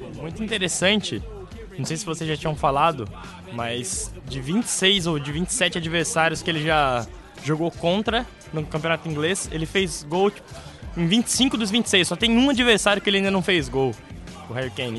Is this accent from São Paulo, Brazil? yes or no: yes; Campinas, São Paulo, Brazil; now in London, United Kingdom; Sou de Campinas, São Paulo